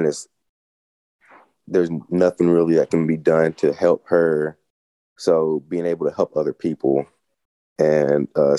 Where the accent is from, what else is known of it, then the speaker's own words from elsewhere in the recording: Greeneville, Tennessee, United States; I was born and raised in Greenville, Tennessee, and it's a small town too